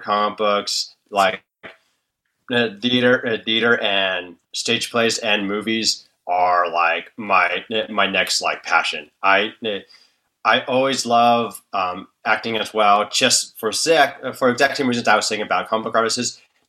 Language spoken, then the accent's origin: English; Bay Area, California, United States; I was born and raised in the Bay Area of California.